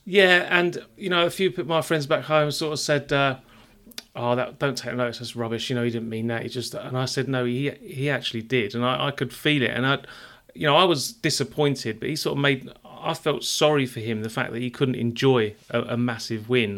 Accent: London, United Kingdom; moved away; I'm a Londoner.

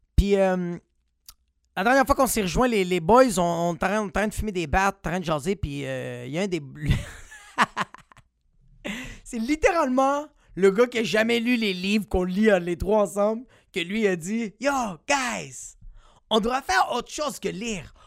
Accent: Montreal, Quebec, Canada; moi je viens de Montréal

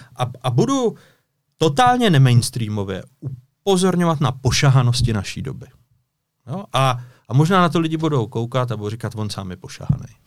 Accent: Orlické Mountains, Hradec Králové Region, Czechia; jsem dubová palice z Orlických hor

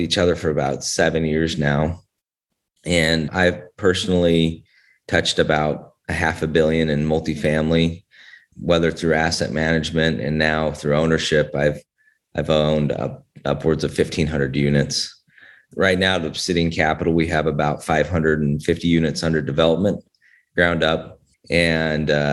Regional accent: Northern Utah, United States; moved away as an adult; also born or lived in Atlanta, Georgia; I was born and raised in Northern Utah

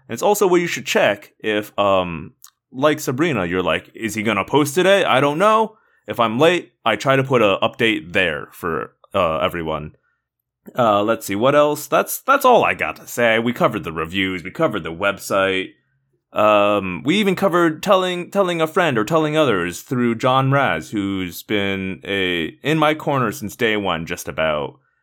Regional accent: Indiana, United States; I grew up mostly in Indiana

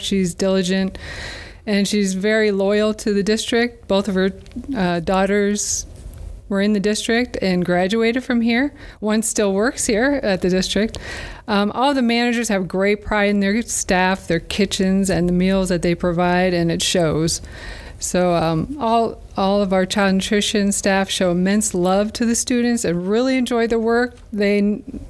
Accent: Erie, Pennsylvania, United States; moved away as an adult; also born or lived in Korea / Dover, Delaware; now in Delaware, United States; I'm originally from Erie, PA, grew up there

